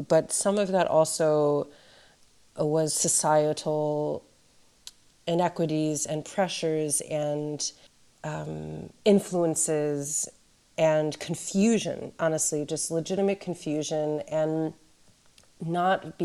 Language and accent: English; Webster Groves, Missouri, United States; I grew up in Webster Groves, which, like so many neighborhoods in St. Louis and across the United States, was segregated historically.